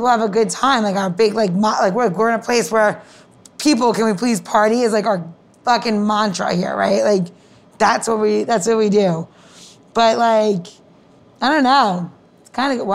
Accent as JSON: {"language": "English", "town": "Elmont", "region": "New York", "country": "United States", "tie": "born or raised there", "moved": "yes", "lives_now": "Washington, D.C., United States", "said": "growing up in Long Island, in like, right on the Queens border"}